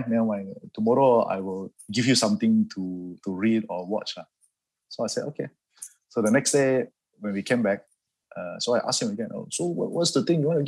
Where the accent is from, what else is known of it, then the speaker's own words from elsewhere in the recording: Kota Kinabalu, Sabah, Malaysia; I was born and raised in Kota Kinabalu, Sabah, Sama Sabahan, from a Chinese background. I'm a Hakka